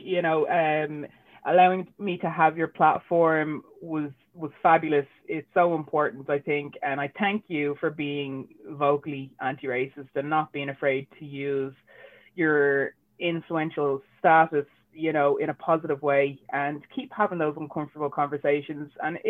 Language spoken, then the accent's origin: English; Ireland; And it's not because I'm mixed race. It's because I'm Irish and I love our culture and it's how I grew up, you know.